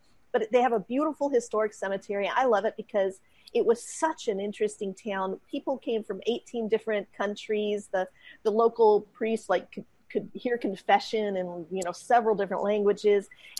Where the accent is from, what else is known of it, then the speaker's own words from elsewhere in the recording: West Coast, United States; now in North Texas, United States; I grew up on the West Coast.